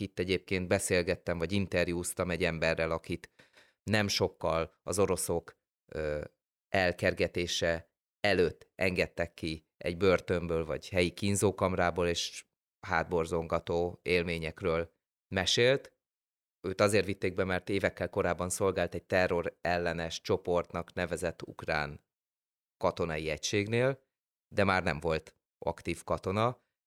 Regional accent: Hungary

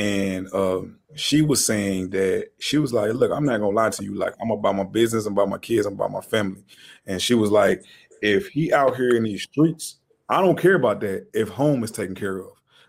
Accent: the South, United States; I'm from the South

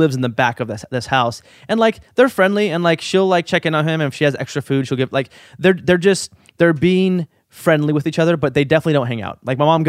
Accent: Portland, Oregon, United States; Portland, Oregon.

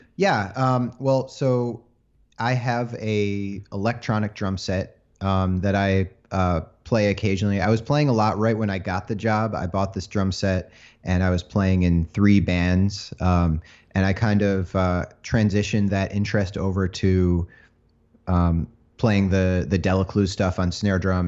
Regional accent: Chelsea, Michigan, United States; moved away; I grew up in a small town, uh, called Chelsea, Michigan

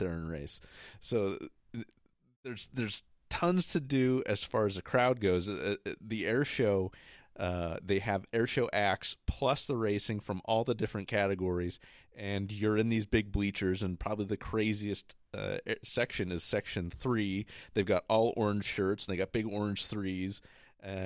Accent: Ohio, United States; that's my hometown, or not my hometown, but my home state and in Cleveland, Ohio.

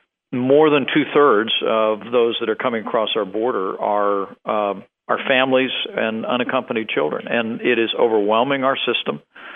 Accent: Indiana, United States; my home state of Indiana

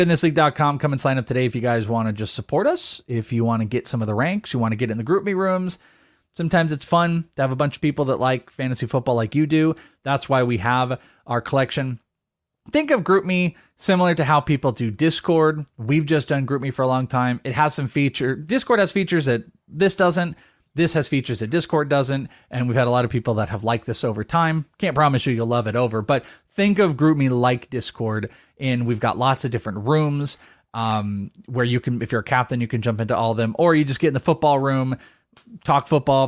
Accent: Wales, United Kingdom; For the Bogman, I'm Welsh.

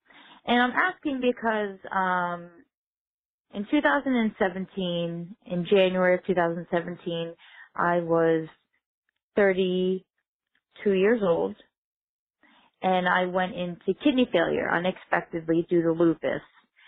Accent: Whitehall, Pennsylvania, United States; I'm from Whitehall, Pennsylvania.

